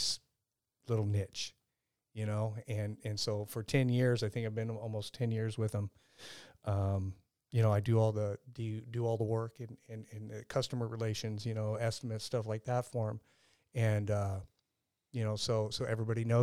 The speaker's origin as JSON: {"language": "English", "town": "Lakeside", "region": "California", "country": "United States", "tie": "born or raised there", "also_born_or_lived": "El Cajon, California", "said": "El Cajon, born and raised"}